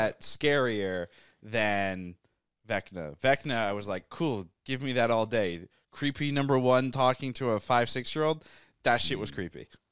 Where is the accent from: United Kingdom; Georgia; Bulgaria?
United Kingdom; England; moved away; also born or lived in New Hampshire; I was born in England, and then we live in New Hampshire.